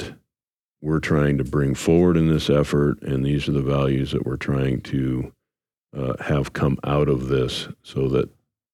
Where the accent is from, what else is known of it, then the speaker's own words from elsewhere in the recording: Ohio, United States; I grew up in Ohio